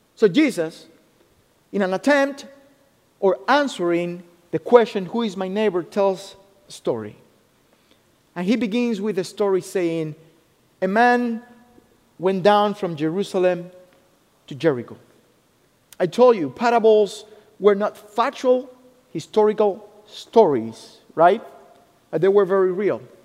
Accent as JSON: {"language": "English", "country": "Cuba", "tie": "born or raised there", "also_born_or_lived": "Ohio, United States", "second_language": "English", "moved": "as an adult", "lives_now": "United States", "said": "I was born in Cuba. I was born in Cuba and uh, I came to the US in 2008"}